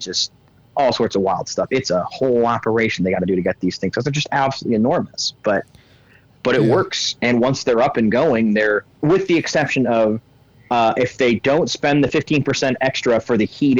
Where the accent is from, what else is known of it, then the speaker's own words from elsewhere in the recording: Illinois, United States; I grew up in Illinois. That's actually where I'm at right now